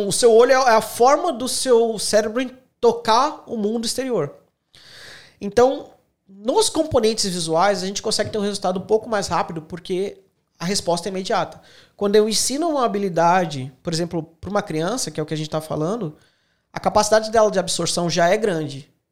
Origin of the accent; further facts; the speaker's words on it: Santos, São Paulo, Brazil; moved away as an adult; also born or lived in Canoinhas, Santa Catarina; now in Australia; Eu sou natural de Santos, São Paulo.